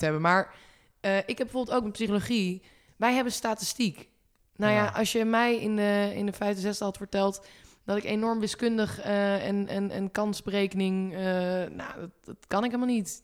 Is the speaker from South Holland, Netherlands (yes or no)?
no; Groningen, Netherlands; moved away; ik kom dan zelf uit Groningen natuurlijk mhm. oorspronkelijk